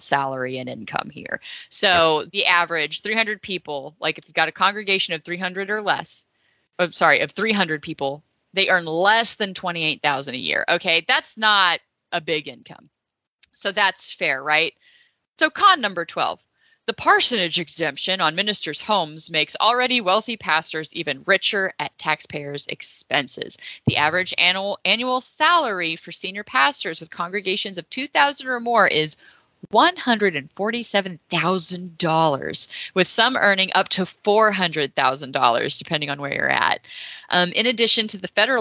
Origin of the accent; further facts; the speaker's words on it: Texas, United States; I'm from Texas